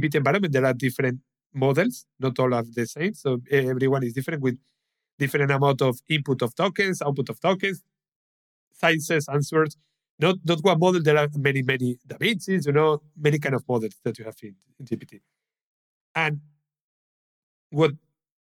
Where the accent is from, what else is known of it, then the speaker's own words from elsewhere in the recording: Spain; English is a second language; I'm from Spain